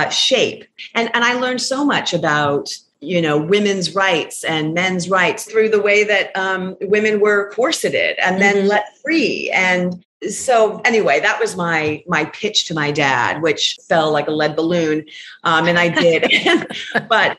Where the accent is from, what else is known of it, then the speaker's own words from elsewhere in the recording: Phoenix, Arizona, United States; I'm from Phoenix